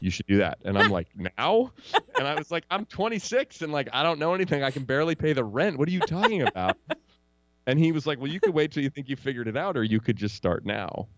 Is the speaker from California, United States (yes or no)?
yes; Oakland, California, United States; also born or lived in Marin County; I grew up in Oakland where the Warriors play. I still live here in the Bay Area